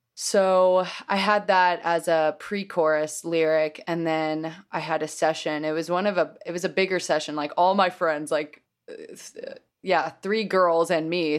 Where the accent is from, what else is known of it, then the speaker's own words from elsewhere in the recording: Oklahoma City, Oklahoma, United States; moved away as an adult; also born or lived in New York; growing up in Oklahoma